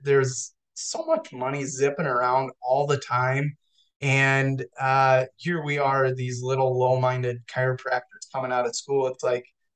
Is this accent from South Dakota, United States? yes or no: yes; South Dakota, United States; I'm from South Dakota